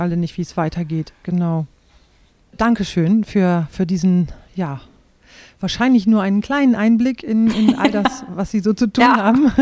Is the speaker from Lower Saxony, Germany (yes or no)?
yes; Rhauderfehn, Lower Saxony, Germany; Ich bin ja in Rauderfehn aufgewachsen